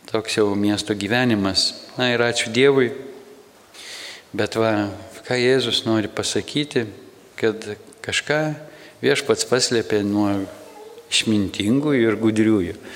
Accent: Samogitia, Lithuania; Mes iš Žemaitijos nuvažiavę į Vilnių

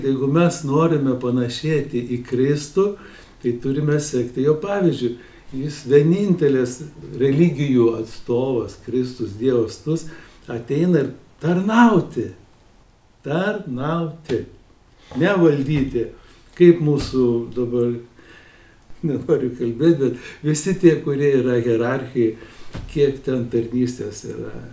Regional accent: Lithuania; Mes lietuviai gal mažai apie tai galvojame

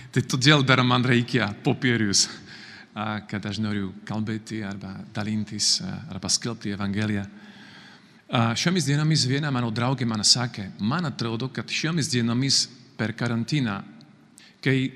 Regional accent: Slovakia; Lithuanian is a second language; moved away as an adult; now in Kaunas, Lithuania; aš esu iš Slovakijos … aš esu kunigas, redemptoristas, vienuolis, misionierius. Dabar gyvenu Kaune su mano broliu Petru

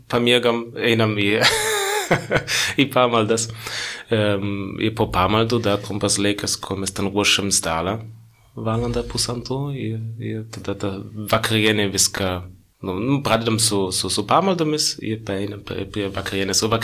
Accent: Northern Bavaria, Germany; Lithuanian is a second language; moved away as an adult; now in Lithuania; Tai aš esu iš Bavarijos, bet aš esu iš Šiaurės Bavarijos, kur yra per pusę protestantų, per pusę katalikų. Tai aš iš protestantų pusės

